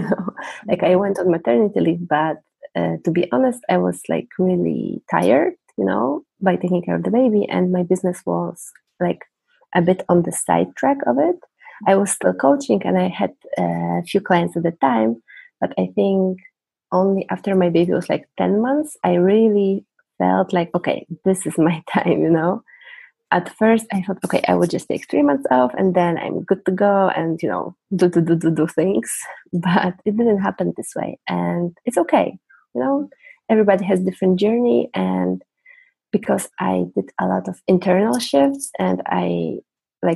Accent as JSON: {"language": "English", "country": "Poland", "second_language": "English", "said": "I'm from Poland"}